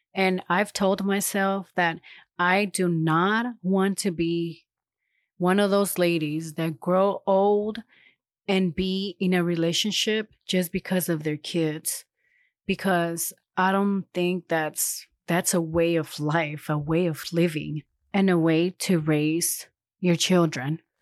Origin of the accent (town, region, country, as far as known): Los Angeles, California, United States; born or raised there; moved away as an adult; now in Huntsville, United States